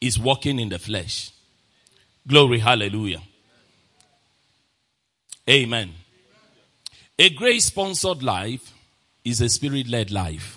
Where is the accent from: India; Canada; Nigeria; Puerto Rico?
Nigeria; I'm a Nigerian